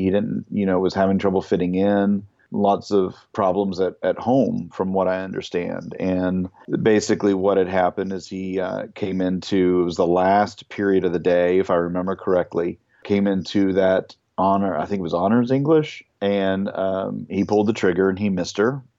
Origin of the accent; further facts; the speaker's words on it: United States; moved away; also born or lived in Kentucky, United States; I come from Ohio and Kentucky, the land where lots of gun owners and they go hunting